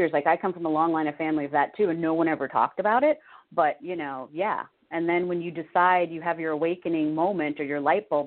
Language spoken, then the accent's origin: English; California, United States; moved away as an adult; also born or lived in Connecticut; I'm from California